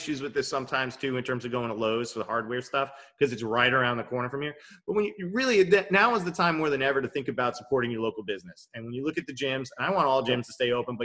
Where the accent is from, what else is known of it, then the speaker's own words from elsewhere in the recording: Levittown, New York, United States; I'm from Levittown.